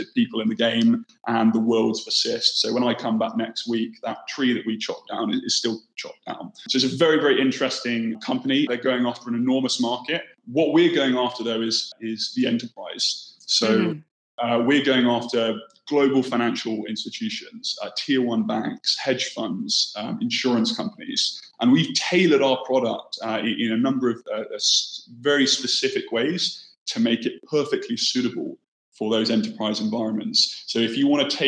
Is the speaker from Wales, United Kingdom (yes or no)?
no; Bournemouth, South West England, United Kingdom; moved away as an adult; I grew up on the south coast in the UK, in a town called Bournemouth.